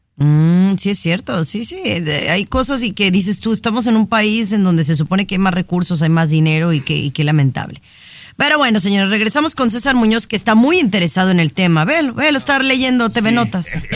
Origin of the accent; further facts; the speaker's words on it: Mexico; donde no somos los mexicanos la, la mayoría